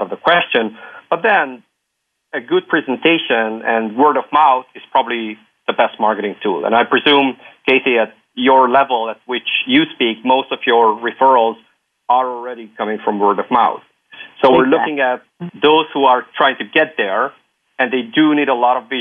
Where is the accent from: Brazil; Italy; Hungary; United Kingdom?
Hungary; also born or lived in Luxembourg; now in Belgium; I'm from Hungary, living in Belgium, having lived in Luxembourg